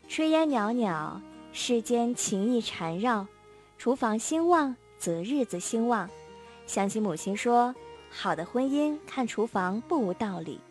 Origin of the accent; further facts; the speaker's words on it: Harbin, Heilongjiang, China; 我们冰城人